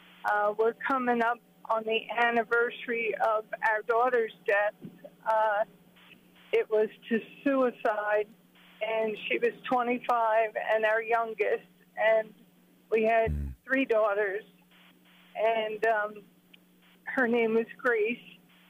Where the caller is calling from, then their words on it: Centreville, Maryland, United States; I'm calling from Centerville, Maryland.